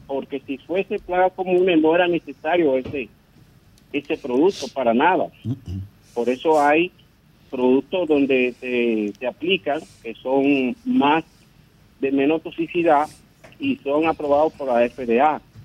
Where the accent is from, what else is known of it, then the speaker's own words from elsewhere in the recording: Dominican Republic; somos nosotros los dominicanos